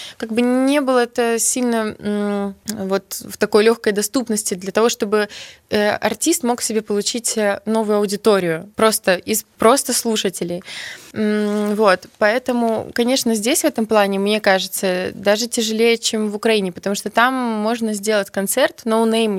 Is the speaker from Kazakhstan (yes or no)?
no; Belarus; first language Belarusian; moved away as an adult; now in Kyiv, Ukraine; у нас будут выходить песни на белорусском языке. Но ну, как бы все равно это мой родной язык